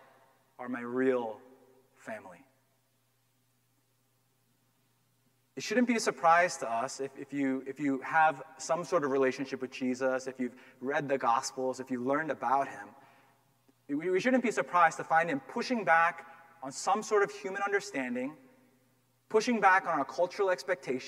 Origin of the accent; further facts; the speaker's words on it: Massachusetts, United States; I grew up here in Massachusetts, and I grew up in a town where there were very few minorities